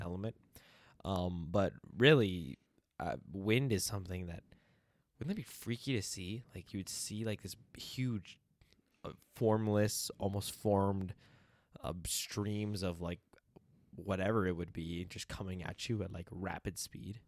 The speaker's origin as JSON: {"language": "English", "country": "United States", "said": "we answer the state instead of the country"}